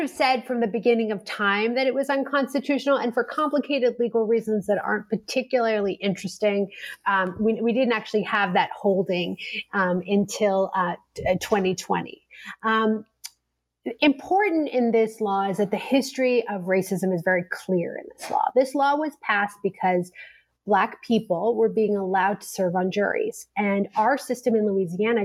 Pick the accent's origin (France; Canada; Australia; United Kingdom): Canada; now in United States; As a Canadian